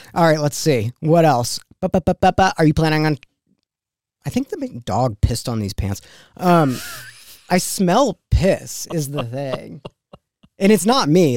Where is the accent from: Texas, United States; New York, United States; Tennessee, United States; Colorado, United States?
New York, United States; I grew up in New York